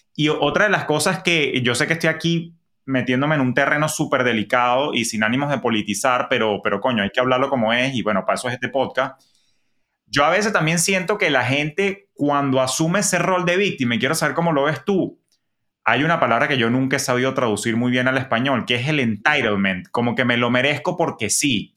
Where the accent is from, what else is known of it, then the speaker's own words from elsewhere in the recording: Venezuela; moved away as an adult; cuando yo emigré de Venezuela en el año 2011